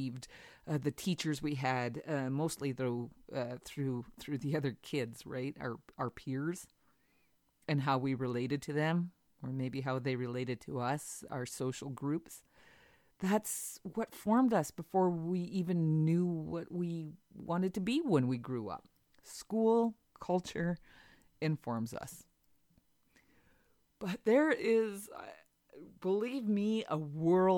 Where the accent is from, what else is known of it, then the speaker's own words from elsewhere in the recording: Whitehorse, Yukon, Canada; Growing up in Whitehorse